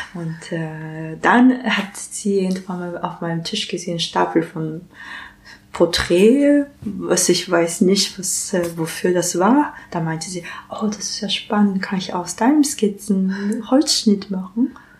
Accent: Japan; German is a second language; moved away as an adult; now in Berlin, Germany; ich komme aus Japan. Und seit 2006 lebe ich und arbeite ich in Berlin

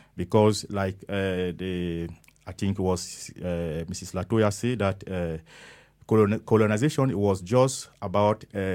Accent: Cameroon; now in Hamburg, Germany; I come from Cameroon.

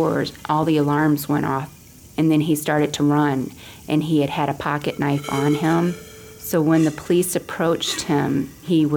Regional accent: Adrian, Michigan, United States; I am from Adrian, Michigan.

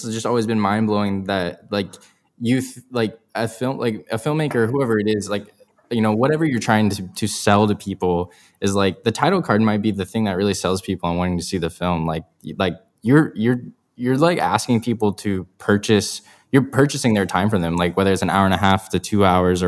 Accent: Ohio, United States; I grew up in Ohio

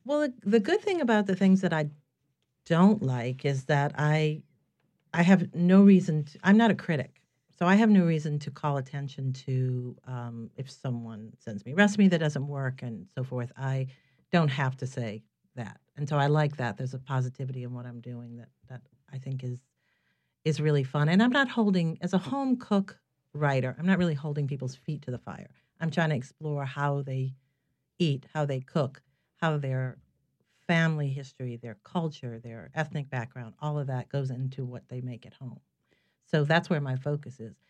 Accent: New Orleans, Louisiana, United States; moved away as an adult; I'm from here originally. I was born in New Orleans, and I had moved away for more than a dozen years. And I came back in two thousand four

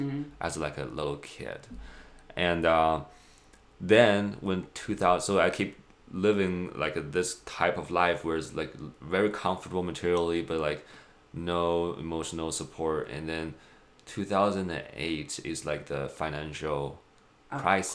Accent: China; moved away as an adult; now in United States; born and raised in China, moved to United States 6 years ago

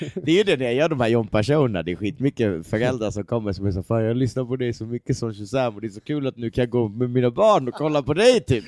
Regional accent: Sweden; jag är svensk rappare

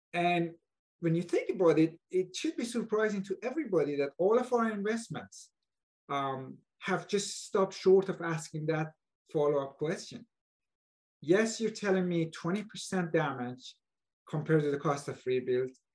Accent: Iran; moved away as an adult; also born or lived in Buffalo, United States; now in Bay Area, United States; I was born and raised in Iran uh, where there are major earthquakes

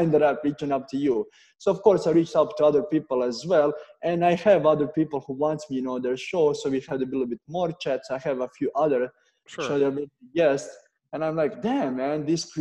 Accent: Serbia; moved away as an adult; also born or lived in Canada; I'm coming from Serbia

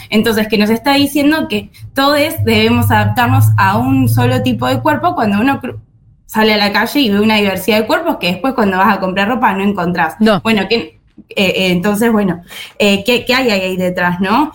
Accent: Argentina

